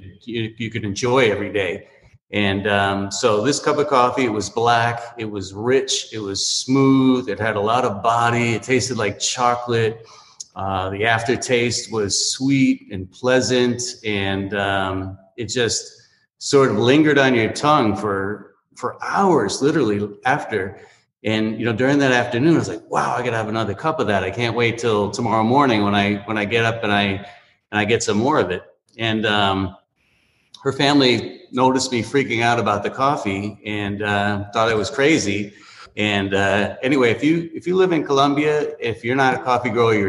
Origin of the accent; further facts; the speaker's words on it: New England, United States; moved away as an adult; now in Miami, United States; I grew up in New England, and I wanted to get out of there. I was about 21 years old, something like that. And I came down to Miami